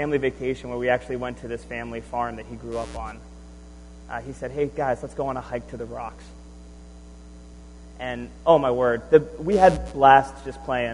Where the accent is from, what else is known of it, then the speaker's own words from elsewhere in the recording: Southwest Florida, United States; I was growing up in Southwest Florida